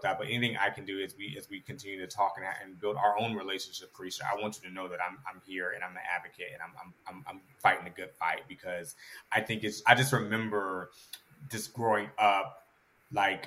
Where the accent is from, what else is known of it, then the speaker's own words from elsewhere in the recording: Atlanta, Georgia, United States; I am born and raised in Atlanta